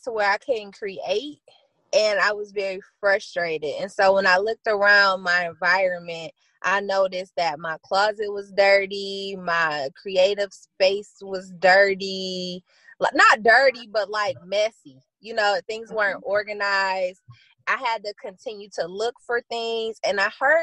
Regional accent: Flint, Michigan, United States; I'm born and raised in Flint, Michigan

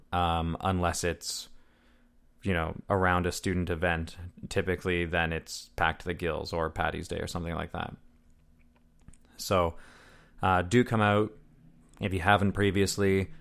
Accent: Deep River, Ontario, Canada; now in North Bay, Canada; I'm from Deep River, which is a town of forty-two hundred, maybe five thousand

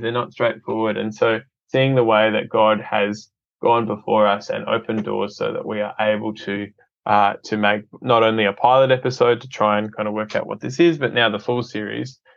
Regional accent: Adelaide, South Australia, Australia; grew up in Adelaide, um, and uh, it's been home for uh, most

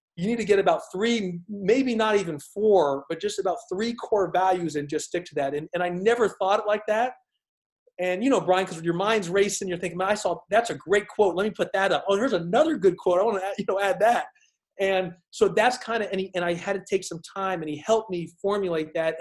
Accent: Houston, Texas, United States; also born or lived in Arizona; growing up in Houston. Arizona. I was in Houston a lot, so Houston, Texas.

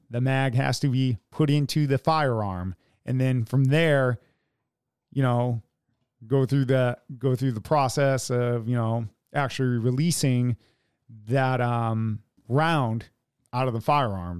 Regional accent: United States; we are American

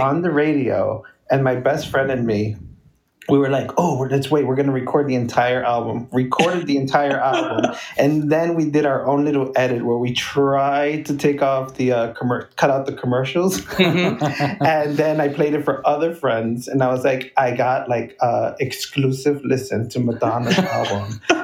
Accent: New York City, New York, United States; also born or lived in Bronx, New York; originally I'm from Brooklyn, and now I live in the Bronx in Riverdale

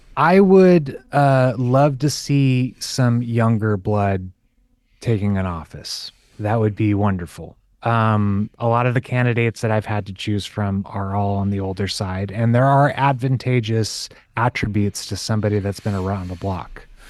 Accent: California, United States; was born and raised in California

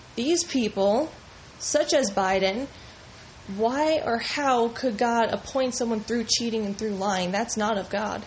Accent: United States; as an American with the freedom to pick who I want elected

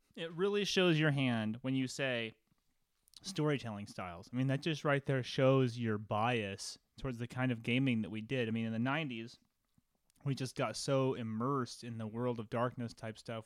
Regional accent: Phoenix, Arizona, United States; moved away as an adult; also born or lived in Los Angeles; I'm back in my hometown of Phoenix

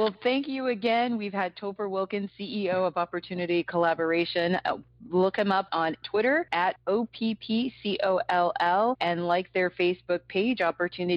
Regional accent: Minnesota, United States; my home state, Minnesota

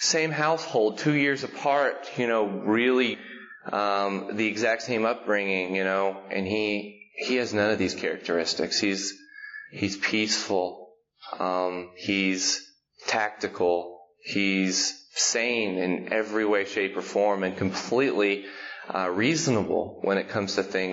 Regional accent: Macon, Georgia, United States; also born or lived in Lebanon, Tennessee; now in Nashville, United States; I was born in Macon, Georgia in 1980

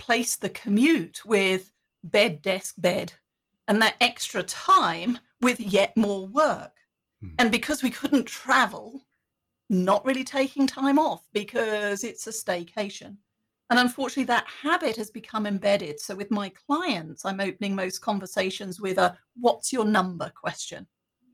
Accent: United Kingdom; being British

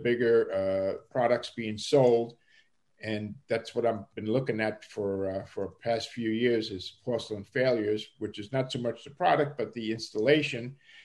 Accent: New York City, New York, United States; accent: Brooklynese; moved away; also born or lived in Bavaria, Germany; I spent approximately 15 years living in New York City. Most of that time was in the German section of Brooklyn, where I learned the street talk, which I labeled Brooklynese

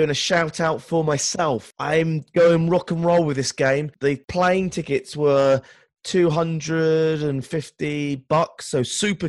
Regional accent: England, United Kingdom; being English or a Brit

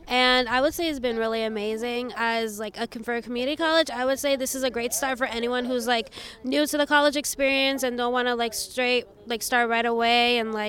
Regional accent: New York City, New York, United States; now in Willingboro, United States; I'm from Willowboro, New Jersey, but I'm originally from the Bronx in New York.

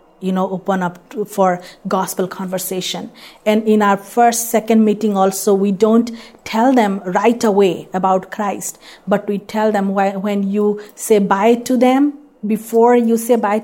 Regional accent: India; now in United States; I'm an Indian

